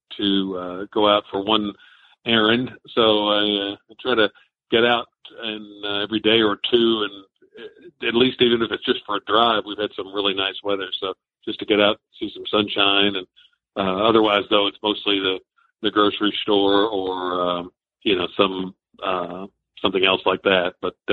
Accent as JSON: {"language": "English", "area": "a half hour north of Lexington", "region": "rural Kentucky", "country": "United States", "tie": "born or raised there", "said": "I was already working in my hometown about a half hour north of Lexington"}